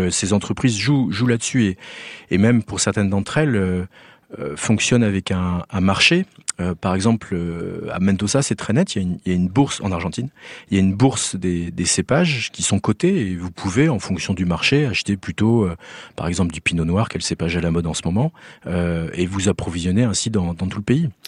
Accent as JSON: {"language": "French", "country": "France", "said": "chez nous en France"}